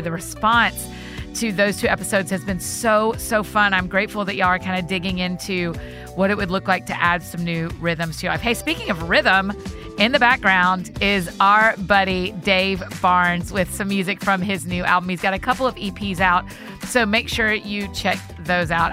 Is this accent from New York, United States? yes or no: no; Marietta, Georgia, United States; my hometown, Marietta.